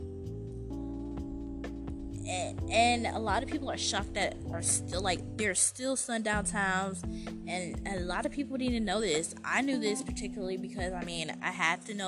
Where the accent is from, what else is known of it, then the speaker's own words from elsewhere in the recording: United States; I obviously have to say America, I'm American